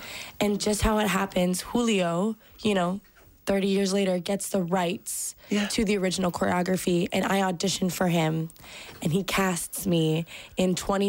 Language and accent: English; Los Angeles, California, United States; also born or lived in Malibu; now in Brooklyn, United States; So I'm from Los Angeles.